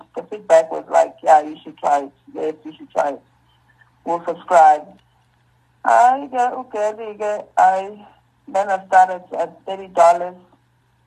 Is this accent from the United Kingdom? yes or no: no; Durban, KwaZulu-Natal, South Africa; moved away as an adult; now in Johannesburg, South Africa; I'm from Durban. I started at Kwasanti Secondary School